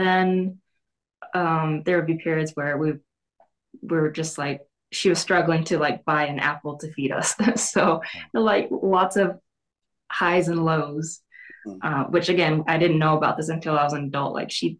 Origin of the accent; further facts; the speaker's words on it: Long Beach, California, United States; moved away; also born or lived in Wyoming; I was born in Long Beach